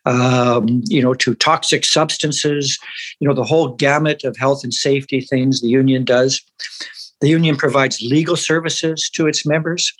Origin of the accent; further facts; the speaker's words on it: Vancouver, British Columbia, Canada; growing up as a working class kid in East Vancouver